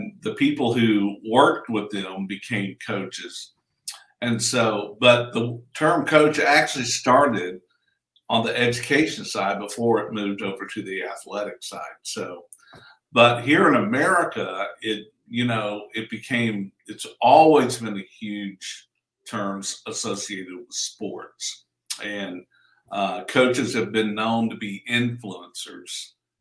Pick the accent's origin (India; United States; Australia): United States; Tennessee; moved away as an adult; my wife and I live here in Franklin, Tennessee, and Tennessee is actually my home state